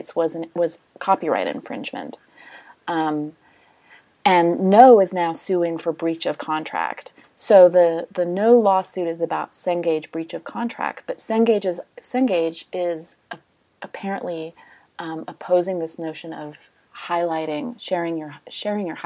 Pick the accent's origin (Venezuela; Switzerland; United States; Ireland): United States; I'm American